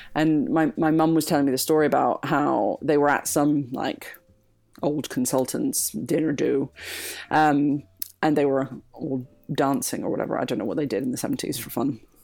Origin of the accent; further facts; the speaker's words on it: Greece; moved away; I was from Greece